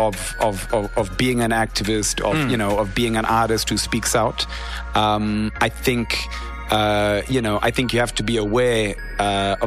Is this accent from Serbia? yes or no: no; Harare, Zimbabwe; I grew up in Harare